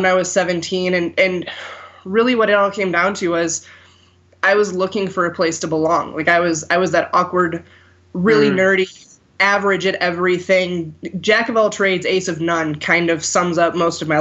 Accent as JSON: {"language": "English", "town": "St. Louis", "region": "Missouri", "country": "United States", "tie": "born or raised there", "said": "growing up in St. Louis"}